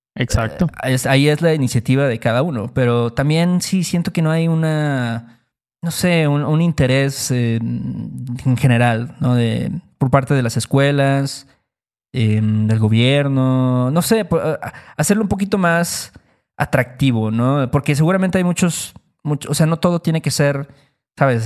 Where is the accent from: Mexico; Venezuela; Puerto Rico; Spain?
Mexico; nosotros como mexicanos